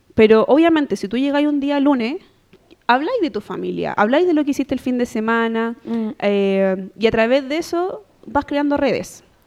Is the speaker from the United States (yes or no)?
no; Santiago, Santiago Metropolitan Region, Chile; also born or lived in Calama; yo nací en Santiago